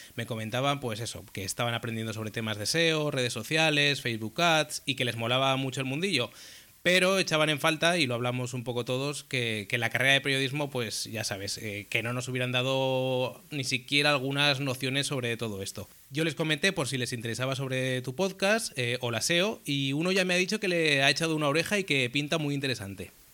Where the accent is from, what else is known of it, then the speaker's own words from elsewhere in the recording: Zaragoza, Aragon, Spain; moved away as an adult; now in Valencia, Spain; soy de Zaragoza, aunque desde hace ya unos años vivo en Valencia